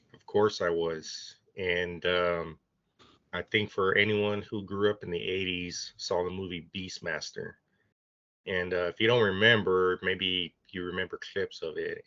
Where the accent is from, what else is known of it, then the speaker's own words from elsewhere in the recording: Bishop, Texas, United States; I grew up in Bishop